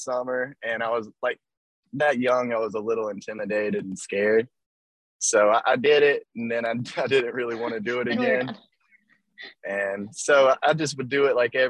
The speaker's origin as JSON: {"language": "English", "town": "Eastman", "region": "Georgia", "country": "United States", "tie": "born or raised there", "moved": "as an adult", "lives_now": "Valdosta, United States", "said": "I'm from a really small town in central Georgia. It's called Eastman, Georgia"}